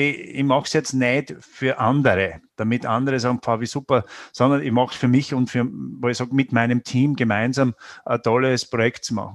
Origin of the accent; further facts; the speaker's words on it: Styria, Austria; ich persönlich weder noch, aber ich würde sagen, äh, als Steirer schon ein Wein.